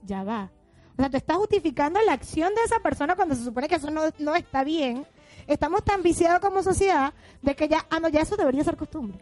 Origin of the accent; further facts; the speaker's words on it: Venezuela; now in Argentina; somos venezolanas